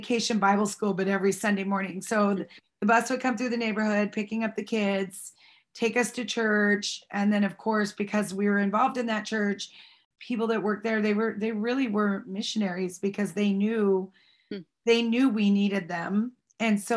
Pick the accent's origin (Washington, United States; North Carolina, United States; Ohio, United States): Washington, United States; Snohomish; I was raised in Snohomish, Washington